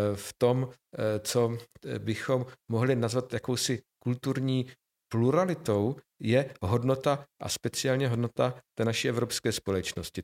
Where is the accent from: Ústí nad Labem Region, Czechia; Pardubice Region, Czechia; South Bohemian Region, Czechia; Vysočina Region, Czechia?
Vysočina Region, Czechia; Nové Město na Moravě; moved away; also born or lived in Brno; já jsem člověk, který vyrostl spíše v malých poměrech, v malém městě, i když kulturním centru Vysočiny, já jsem z Nového města na Moravě